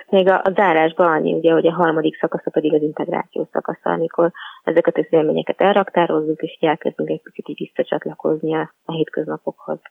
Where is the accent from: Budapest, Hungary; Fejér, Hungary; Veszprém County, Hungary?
Budapest, Hungary; also born or lived in Pilis; egy budapesti városi lány vagyok, panelhátban nőttem fel